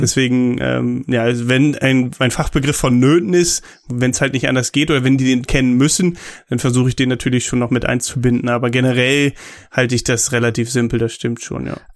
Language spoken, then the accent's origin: German; Germany; als Deutscher